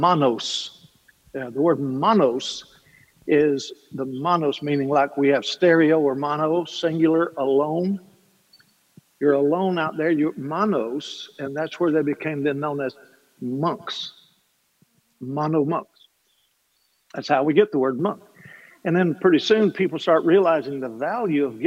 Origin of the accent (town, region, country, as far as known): Kentucky, United States